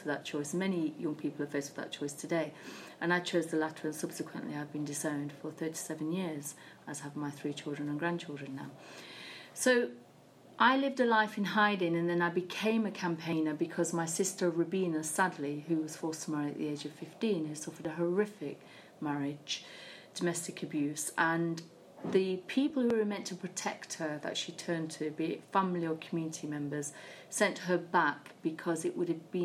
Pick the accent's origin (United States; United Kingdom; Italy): United Kingdom; I was born in Britain alongside my sisters